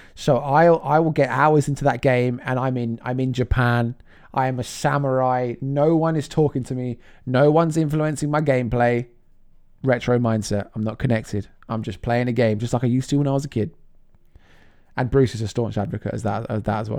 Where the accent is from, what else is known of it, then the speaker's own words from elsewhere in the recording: England, United Kingdom; being English.